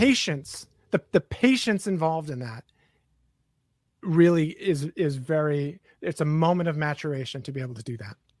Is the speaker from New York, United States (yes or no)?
yes; New York City, New York, United States; I'm from New York City